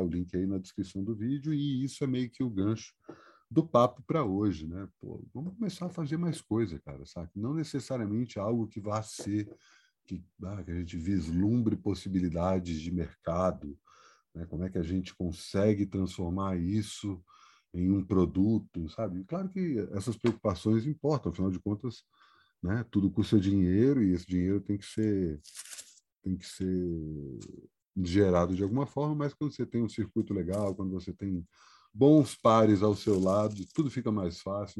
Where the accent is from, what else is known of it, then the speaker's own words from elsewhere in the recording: Brasília, Federal District, Brazil; also born or lived in Ceará (ancestry); now in São Paulo, Brazil; eu venho de Brasília